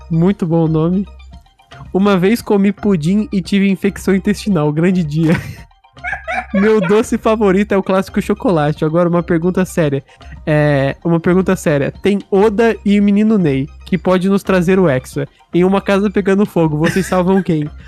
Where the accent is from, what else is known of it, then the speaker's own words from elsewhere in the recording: Minas Gerais, Brazil; Eu sou mineiro, eu falo biscoito mesmo, bolacha é o caralho.